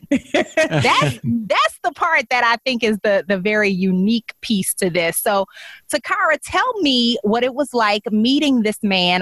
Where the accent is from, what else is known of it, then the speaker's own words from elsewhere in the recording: New Orleans, Louisiana, United States; also born or lived in Baltimore / Chicago / Dallas; my hometown of New Orleans